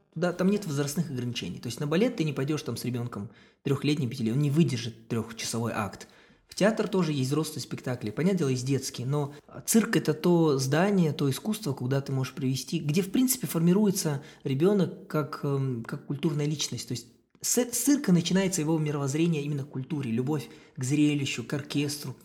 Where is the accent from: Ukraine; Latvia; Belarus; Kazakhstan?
Kazakhstan; я из Казахстана